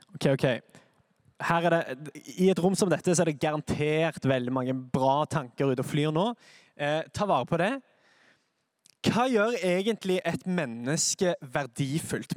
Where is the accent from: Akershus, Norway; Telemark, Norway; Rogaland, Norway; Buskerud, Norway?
Rogaland, Norway; Sandnes; Jeg er fra Sandnes.